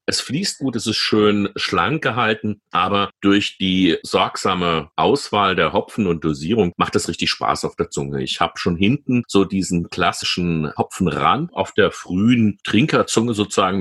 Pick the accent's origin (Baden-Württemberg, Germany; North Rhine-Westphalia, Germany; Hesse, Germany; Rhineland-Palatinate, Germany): Hesse, Germany; Rüsselsheim; accent: Hessian; meine Heimatstadt Rüsselsheim